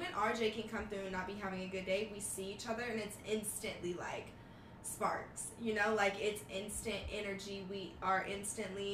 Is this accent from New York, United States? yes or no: no; Monroe, Louisiana, United States; now in Las Vegas, United States; So I was born here in Vegas, and when I was 3, I moved to Louisiana. So Monroe, Louisiana